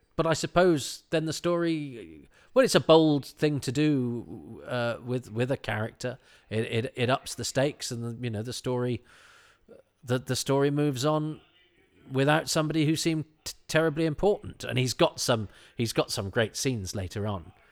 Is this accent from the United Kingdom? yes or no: yes; the Midlands, England, United Kingdom; I'm from the Midlands